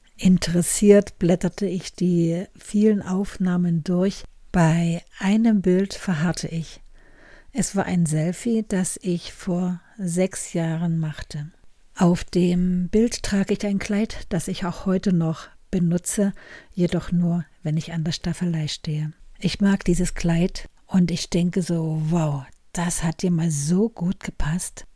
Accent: Germany; ich als Deutsche in Deutschland

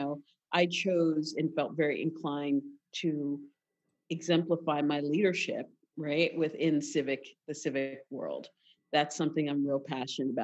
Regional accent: Philadelphia, Pennsylvania, United States; I'm from Philadelphia

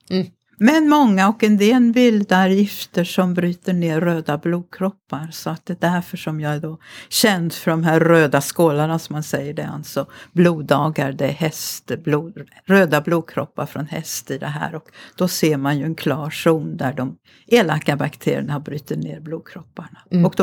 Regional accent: Mariestad, Västra Götaland, Sweden; moved away; also born or lived in Grythyttan; jag kommer ju från Mariestad som ligger i Västergötland

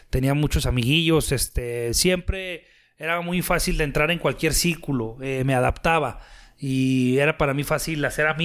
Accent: Torreón, Coahuila, Mexico; yo soy de Torreón, Coahuila. Tengo 45 años de edad.

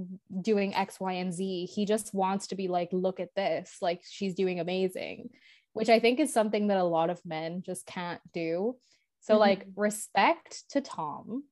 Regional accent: Ireland; as an Irish person

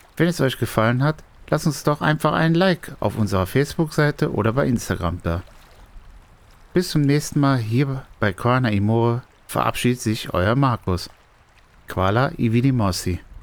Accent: Germany

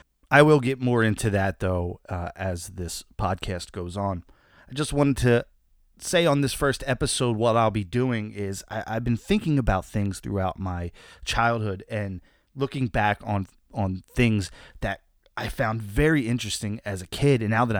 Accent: New Jersey, United States; I'm from New Jersey.

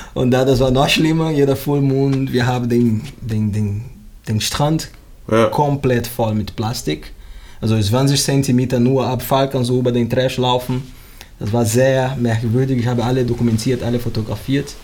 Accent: Rio de Janeiro, Brazil; German is a second language; moved away as an adult; also born or lived in Vietnam; now in Bremen, Germany; ich wohne in Bremen seit 2003. Ursprünglich komme ich aus Brasilien, Rio de Janeiro

